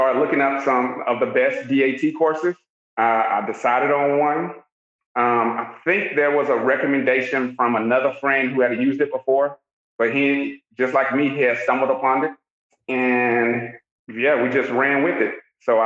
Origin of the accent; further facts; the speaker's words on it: Augusta, Georgia, United States; I'm from Augusta, Georgia.